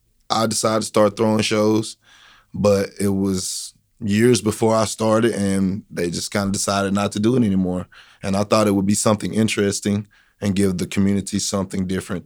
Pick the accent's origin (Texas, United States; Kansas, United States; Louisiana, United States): Texas, United States; Corsicana; I'm a Canna boy. So, you know, I'm from Corsicana. I'm 38 years old. I went to Navarro. I went to Corsicana High School.